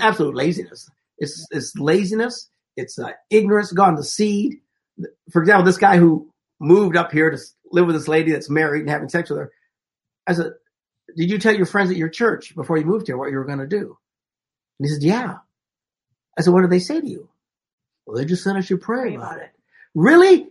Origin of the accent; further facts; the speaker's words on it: Wisconsin, United States; Where I grew up in Wisconsin